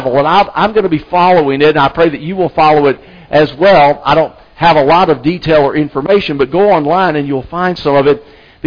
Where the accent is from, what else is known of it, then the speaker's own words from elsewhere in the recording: Anniston, Alabama, United States; now in South Carolina, United States; I'm from Alabama. The church I grew up in Anniston, Alabama